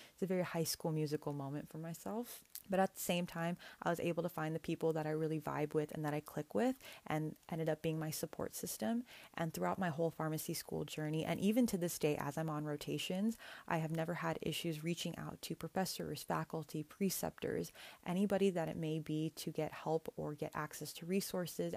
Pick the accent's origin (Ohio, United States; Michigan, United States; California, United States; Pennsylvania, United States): California, United States; Northern; my hometown in Northern California